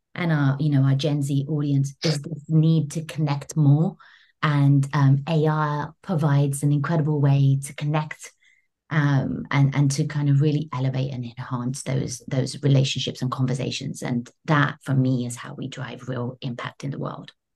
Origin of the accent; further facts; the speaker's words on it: London, United Kingdom; moved away as an adult; now in New York, United States; having been born and raised in London, UK